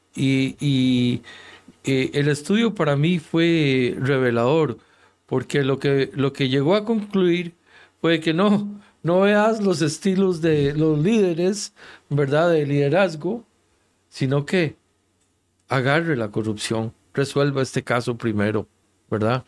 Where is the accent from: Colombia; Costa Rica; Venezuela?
Costa Rica; En mi país, Costa Rica